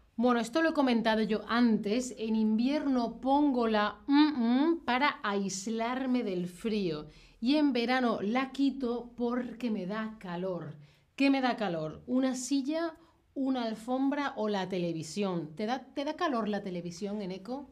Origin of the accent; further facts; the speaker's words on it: southern Spain, Spain; Yo, que soy del sur de España